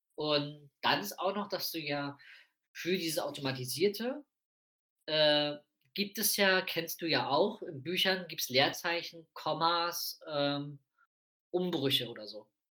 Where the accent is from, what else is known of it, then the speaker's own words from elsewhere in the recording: Prenzlau, Brandenburg, Germany; moved away; In Prenzlau, meiner Heimatstadt